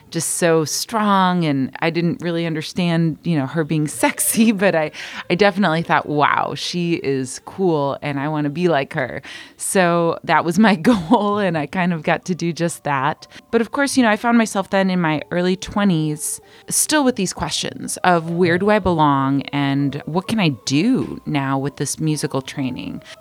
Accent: Michigan, United States; born there; first language Spanish; English is a second language; also born or lived in Mexico; I was born in Michigan and spent most of my childhood going back and forth to Mexico, having dual citizenship and speaking Spanish and actually some Bulgarian as my first languages, and then learning English in school.

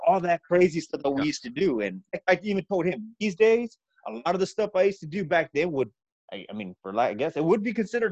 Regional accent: Texas, United States; I'm a Texan

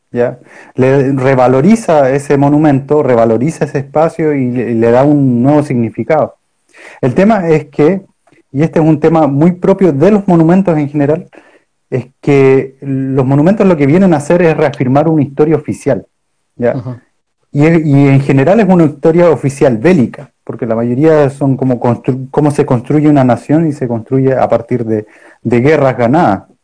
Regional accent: Punta Arenas, Magallanes and Chilean Antarctica, Chile; yo soy de Punta Arenas y en Punta Arenas está lleno de estatuas

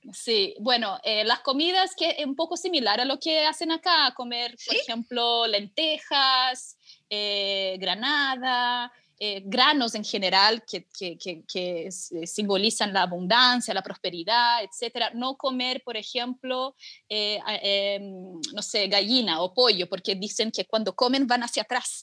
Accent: São Paulo, Brazil; now in Chile; yo soy de São Paulo, sí. Yo soy de São Paulo eh, y, pero siempre, o sea, durante toda mi infancia y adolescencia

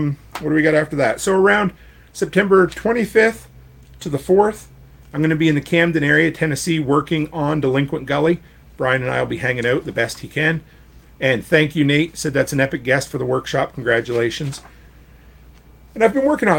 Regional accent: Canada; you have an American post office box as a Canadian

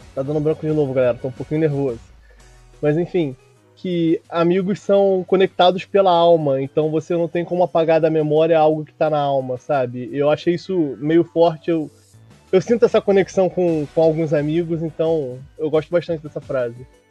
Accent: Rio de Janeiro, Brazil; accent: Rio de Janeiro; Eu sou do Rio de Janeiro. Moro em tá Jacarepaguá

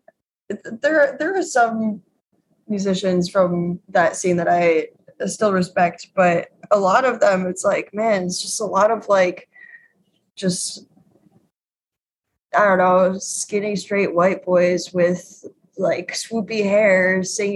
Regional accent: Chicago, Illinois, United States; now in Brooklyn, United States; I grew up in Chicago

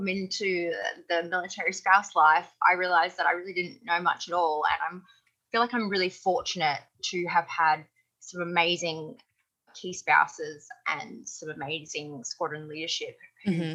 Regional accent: Australia; first language English; moved away as an adult; also born or lived in Netherlands / United States; now in England, United Kingdom; in Australia, where I'm from originally

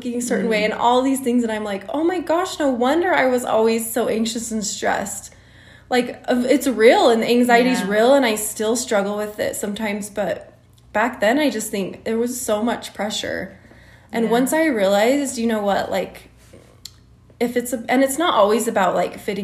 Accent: Utah, United States; In Utah. I grew up in Utah County

